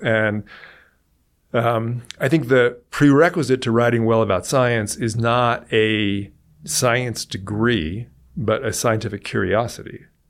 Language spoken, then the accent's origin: English; Silicon Valley, California, United States; I grew up in California and in Silicon Valley